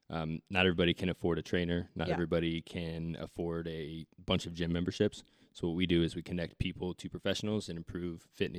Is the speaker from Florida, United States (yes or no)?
no; Indiana, United States; now in Indianapolis, United States; I'm from the middle of nowhere in Indiana. We went to school and then I moved to Indianapolis right after school. So I've been in Indy for 5 years.